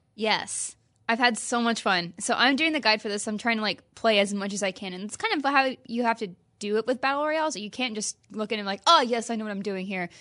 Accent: Midwest, United States; now in California, United States; I grew up in the Midwest

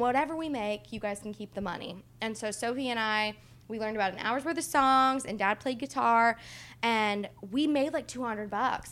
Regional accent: Indiana, United States; we are from Indiana

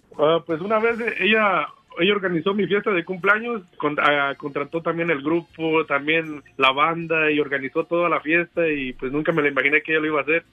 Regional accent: Tierra Caliente, Guerrero, Mexico; Yo, de Tierra Caliente, Guerrero

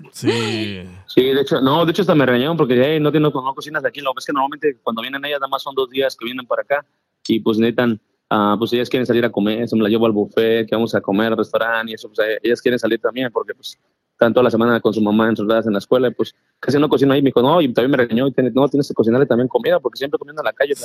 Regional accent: Mexico; also born or lived in Spain; now in Texas, United States; yo, yo me crié en México, nací en España, pero pues crecí en ah, México

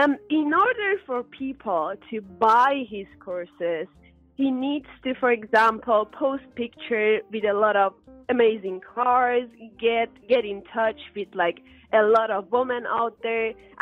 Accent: Germany; For example, I'm from Germany, he's from United Kingdom

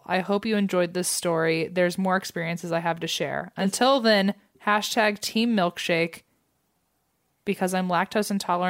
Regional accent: Toronto, Ontario, Canada; I'm from Toronto, Canada.

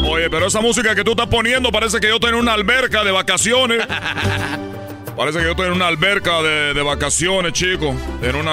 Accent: Cuba; yo como cubano, quiero yo decirle a los mexicanos cómo es que esta moraleja no puede quedarse ahí.

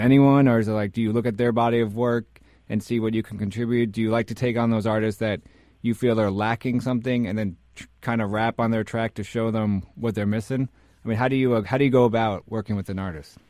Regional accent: New York City, New York, United States; I grew up in Washington Heights

